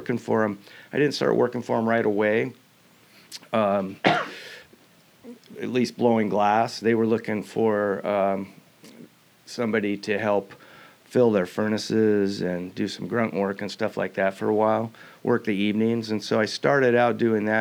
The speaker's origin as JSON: {"language": "English", "town": "Lake Forest Park", "region": "Washington", "country": "United States", "tie": "born or raised there", "also_born_or_lived": "Stanwood, Washington", "said": "I grew up in Lake Forest Park, which is in the north end of, or I guess it would be the south end of Lake Washington"}